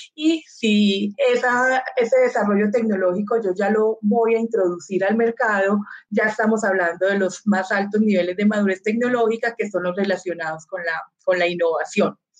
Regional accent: Colombia; como colombianos

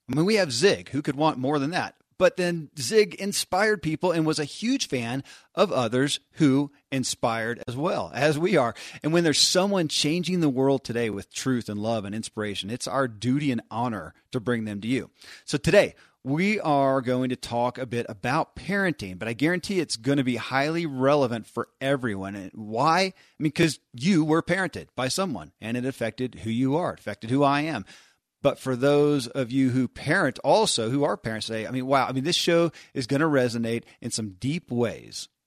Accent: Kentucky, United States; born or raised there

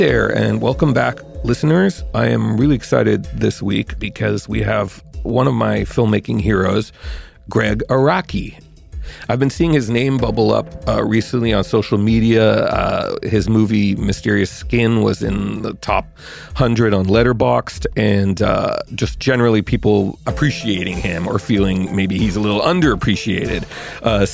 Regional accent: Montreal, Quebec, Canada; moved away as an adult; also born or lived in New York; I grew up in Montreal, and I went to McGill

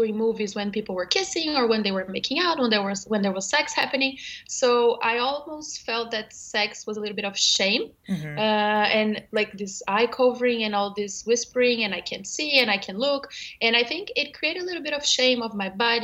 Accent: Brazil; moved away as an adult; now in New York, United States; I'm from Brazil originally, and I moved to New York 2 years ago with my husband.

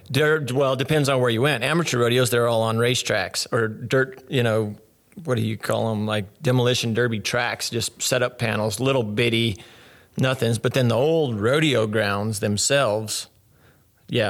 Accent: Willcox, Arizona, United States; I grew up born and raised Wilcox, Arizona, where I'm at now

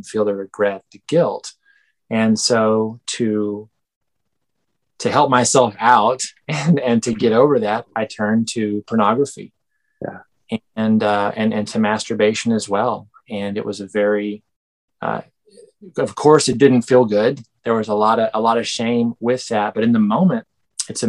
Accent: Benbrook, Texas, United States; I am from Benbrook, Texas, which is right next to Fort Worth, there next to Dallas.

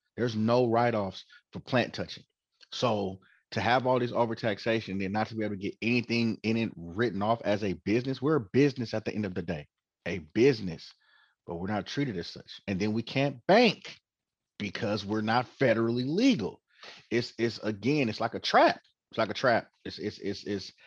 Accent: Oakland, California, United States; born and raised in Oakland, um, as you said, fifth generation, and um, graduated high school in Oakland

